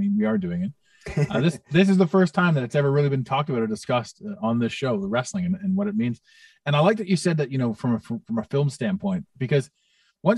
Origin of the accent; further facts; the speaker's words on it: Toronto, Ontario, Canada; in Toronto, in my hometown